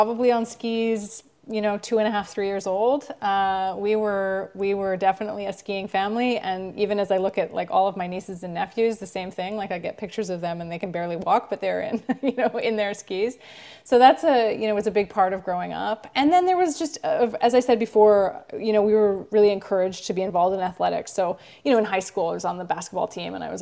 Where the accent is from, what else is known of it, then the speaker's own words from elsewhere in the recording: Vancouver, British Columbia, Canada; moved away; I grew up in Vancouver, Canada